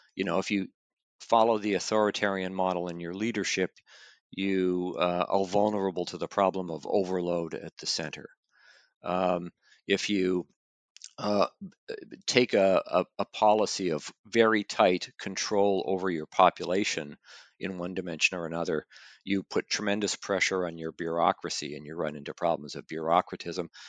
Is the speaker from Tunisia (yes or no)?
no; Canada; moved away; I'm originally from Canada